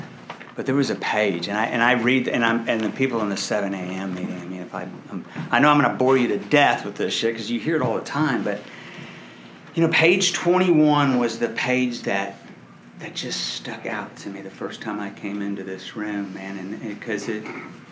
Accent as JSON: {"language": "English", "town": "Dallas", "region": "Texas", "country": "United States", "tie": "born or raised there", "said": "I was raised in Dallas, Texas"}